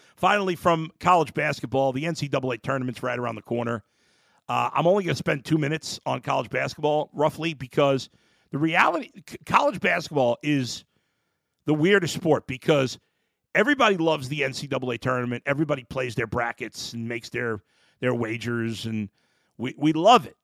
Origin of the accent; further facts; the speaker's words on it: New York, United States; When I was a kid growing up in New York as a Cubs fan